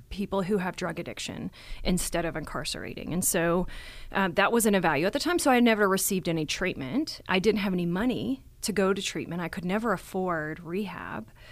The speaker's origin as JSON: {"language": "English", "region": "Texas", "country": "United States", "tie": "born or raised there", "moved": "yes", "lives_now": "Colorado, United States", "said": "I was born here in Colorado, but I was raised in Texas"}